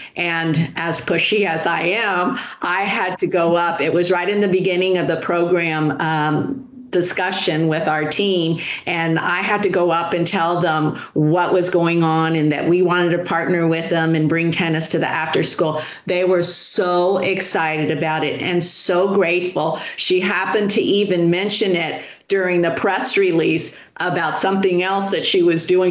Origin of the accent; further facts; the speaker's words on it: Miami, Florida, United States; I was born and raised in Miami. So for me, this is home